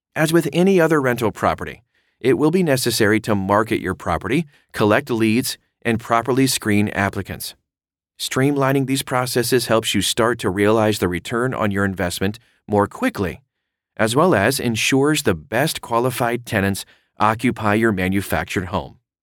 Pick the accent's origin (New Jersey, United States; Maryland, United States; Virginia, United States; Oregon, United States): Oregon, United States; my home state of Oregon